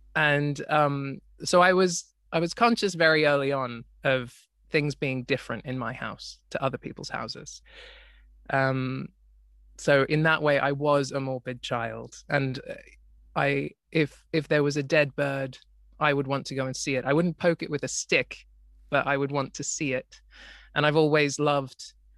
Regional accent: Australia; I grew up in Australia, uh, which in in a part of Australia which is currently flooded

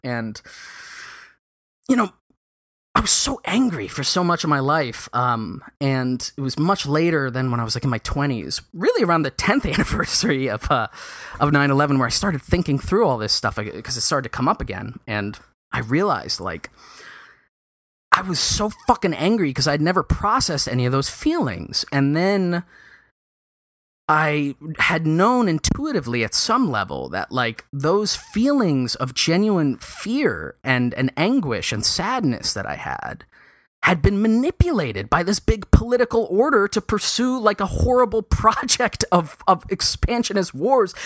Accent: New York City, New York, United States; specifically, Lower Manhattan

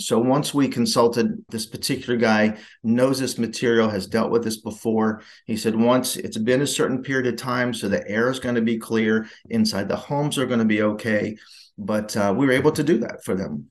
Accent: Ohio, United States; I grew up in Ohio

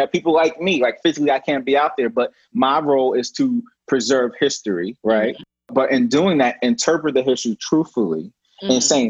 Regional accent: New Jersey, United States; moved away; But I wasn't born in the deep South. You know, I was born in New Jersey

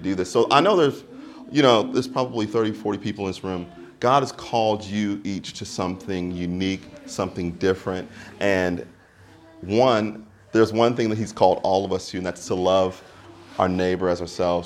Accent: United States; now in Melbourne, Australia; I'm American, so there's a whole long story to how I actually arrived here in Melbourne

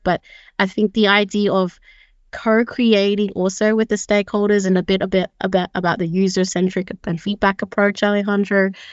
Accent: Sydney, New South Wales, Australia; moved away as an adult; now in Copenhagen, Denmark; I'm originally from Sydney, uh, where I grew up most of my life

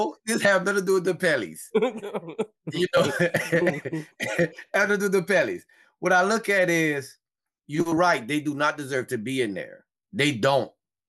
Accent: Church Point, Louisiana, United States; Now, I'm from Church Point. I am a military veteran.

